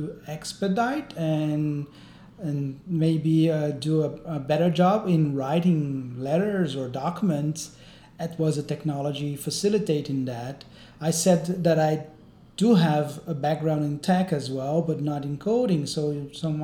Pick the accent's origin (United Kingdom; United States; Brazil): Brazil; moved away; I'm also Brazilian